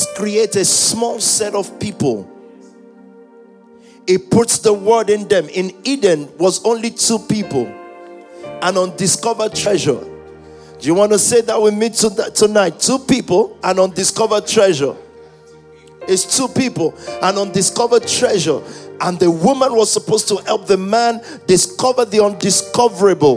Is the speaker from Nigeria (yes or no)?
yes; Nigeria; I was growing up in Nigeria, even though we're not English